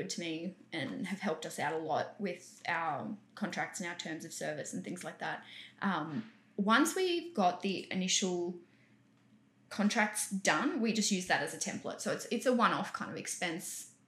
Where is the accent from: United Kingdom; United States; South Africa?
South Africa; South Africa.